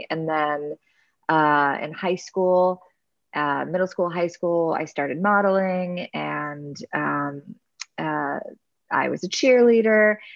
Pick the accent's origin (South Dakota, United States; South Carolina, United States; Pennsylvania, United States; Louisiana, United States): South Carolina, United States; also born or lived in Sarasota, Florida; So I was born in Sarasota, Florida, and uh, when I was six years old, I moved to South Carolina with my family. Then we moved back to Florida for uh, a few years, and then we moved back to South Carolina.